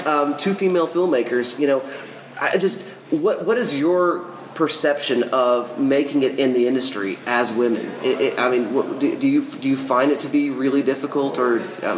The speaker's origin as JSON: {"language": "English", "region": "Oklahoma", "country": "United States", "tie": "born or raised there", "said": "coming to my home state"}